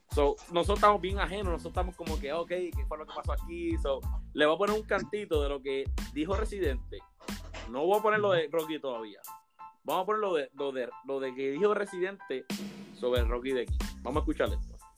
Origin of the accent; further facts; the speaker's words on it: Puerto Rico; como típico boricua, tenemos un argumento cómico a cualquier cosa